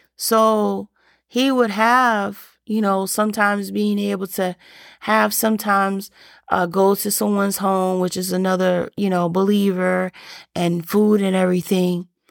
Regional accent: Alabama, United States; I grew up in the South and I grew up in Alabama

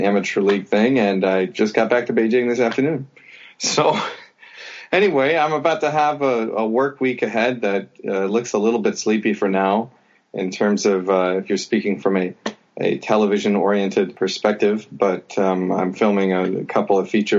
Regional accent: Crawfordsville, Indiana, United States; moved away as an adult; now in China; I was born in Crawfordsville, Indiana. It's a small town of about 11,000 people.

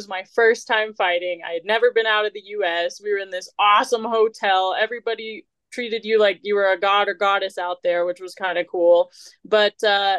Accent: Missouri, United States; I am from Missouri

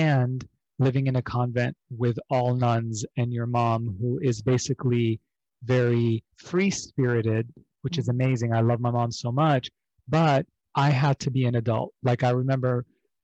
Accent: Beirut, Beirut Governorate, Lebanon; moved away; I grew up originally overseas in Beirut, Lebanon, during the civil war that lasted from 1975 to 1990.

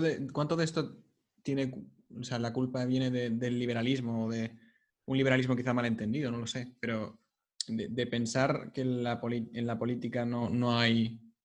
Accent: Barcelona, Catalonia, Spain; somos tres colegas de Barcelona

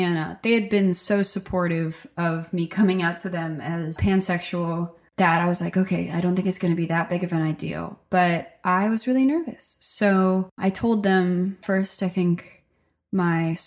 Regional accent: Stockton, New Jersey, United States; now in Nashville, United States; I grew up in Stockton, New Jersey. It's a really small rural town

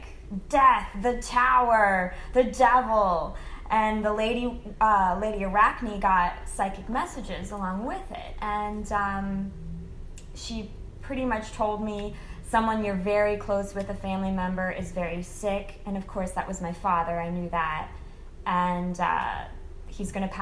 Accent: Midwest, United States; now in Los Angeles, United States; I grew up in the Midwest

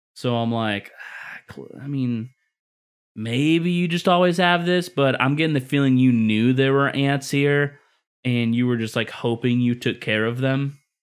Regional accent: Midwest, United States; moved away; growing up in the Midwest too

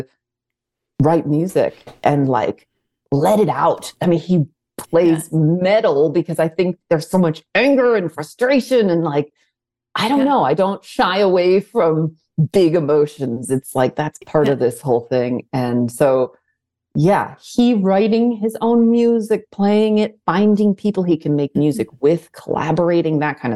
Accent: outside of Detroit, Michigan, United States; moved away; Detroit, which happens to be where I was born and raised outside of Detroit.

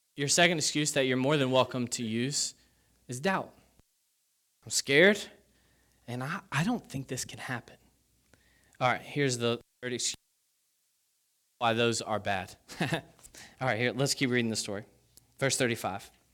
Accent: Kentucky, United States; I grew up in Kentucky

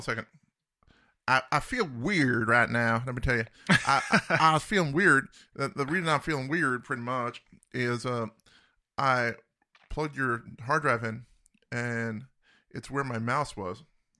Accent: East Coast, United States; born or raised there; moved away

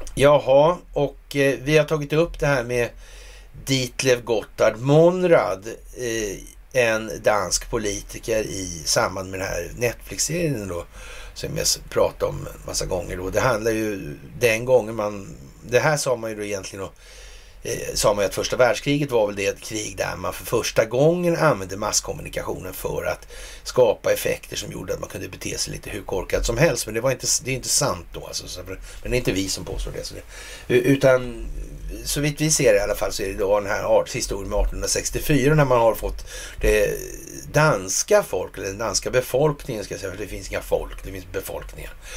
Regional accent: Sweden; som svensk

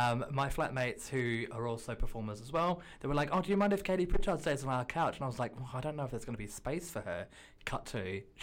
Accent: London, United Kingdom; I'm hashtag from London, and that's about it.

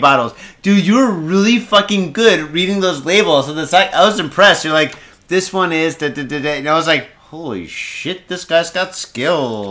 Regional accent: Michigan, United States; now in Japan; I'm from Michigan

